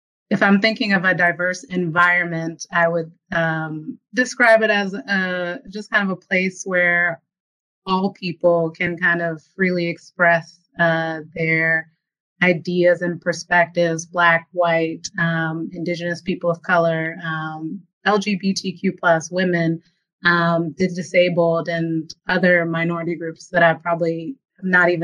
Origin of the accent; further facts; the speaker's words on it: Virginia, United States; growing up in Virginia and our south of DC, I did, you know, grow up in a diverse environment